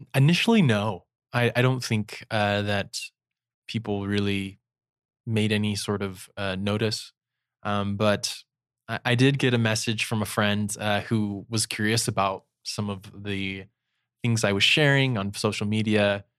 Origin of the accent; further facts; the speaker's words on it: St. George, Utah, United States; also born or lived in Soda Springs, Idaho / Brasilia, Brazil; when I was ten, moved to Saint George, Utah